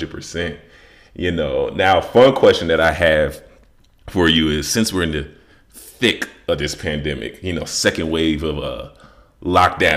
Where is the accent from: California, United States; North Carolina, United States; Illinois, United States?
Illinois, United States; Chicago; I grew up in Chicago.